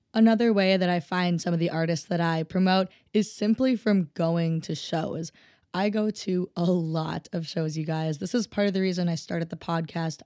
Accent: Minnesota, United States; I'm from Minnesota

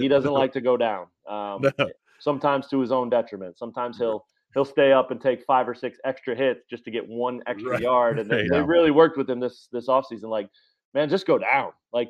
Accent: Lawrence, Kansas, United States; I grew up here in Lawrence too

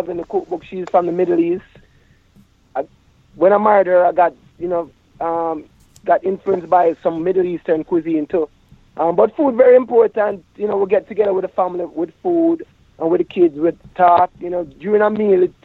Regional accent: Jamaica; growing up in Jamaica as a youth, a man

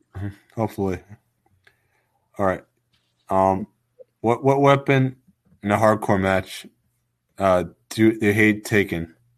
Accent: Long Island, New York, United States; I'm from Long Island

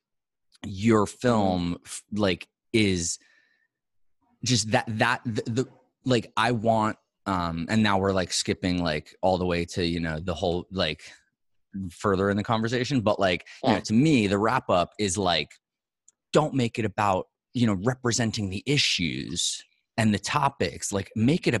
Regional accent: New York City, New York, United States; moved away; as a New Yorker

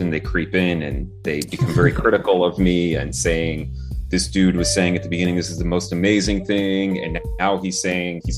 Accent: New Jersey, United States; I was born and raised in New Jersey

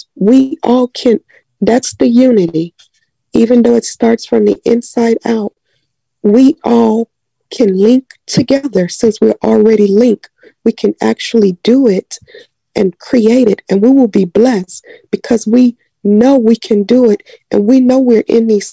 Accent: Chicago, Illinois, United States; I grew up in Chatham on 81st and Langley

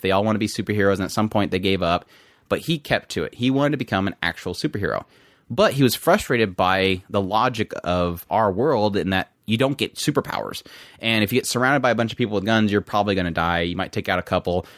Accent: United States; I'm American.

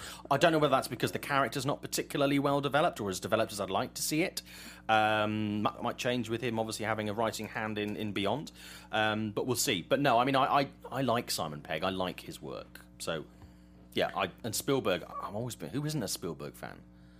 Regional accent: England, United Kingdom; I'm English.

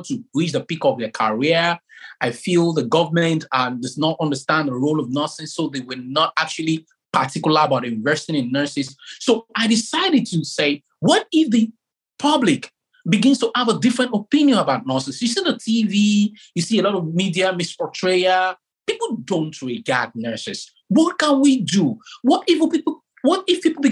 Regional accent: Nigeria; now in Exeter, United Kingdom; I come from Africa, precisely from Nigeria

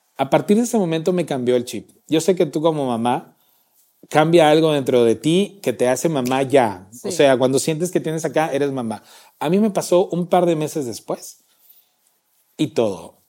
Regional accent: Salamá, Baja Verapaz, Guatemala; moved away; mi tierra es muy caliente muy caliente. Salamá es muy caliente

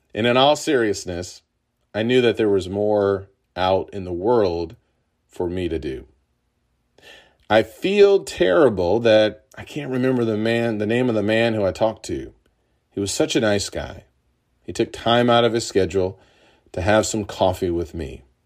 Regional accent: Urbana, Illinois, United States; The University of Illinois was in my hometown of Urbana.

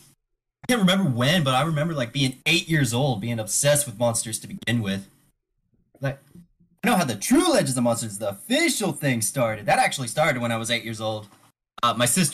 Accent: Alabama, United States; I'm from Alabama.

